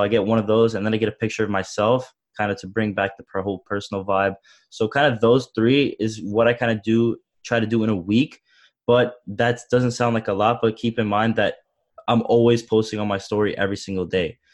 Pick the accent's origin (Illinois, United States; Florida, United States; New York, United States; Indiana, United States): New York, United States; Long Island; I'm from Long Island, New York